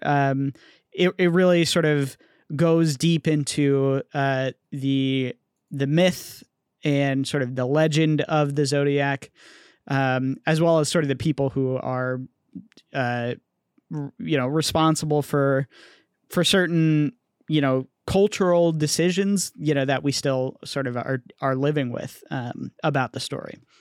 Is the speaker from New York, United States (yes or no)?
no; Bay Area, California, United States; growing up in the Bay Area